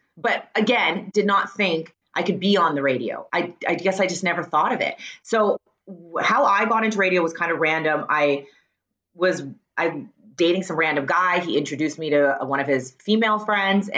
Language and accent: English; Surrey, British Columbia, Canada; born or raised there; accent: Canadian; also born or lived in Wales / Richmond, BC